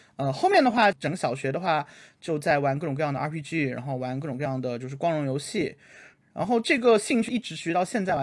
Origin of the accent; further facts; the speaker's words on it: China; 毕竟我是一个算是边疆，边疆出生人